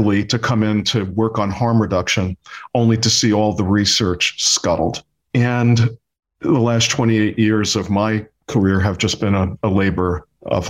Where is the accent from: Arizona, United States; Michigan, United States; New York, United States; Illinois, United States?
New York, United States; New York City; I grew up in Brooklyn, New York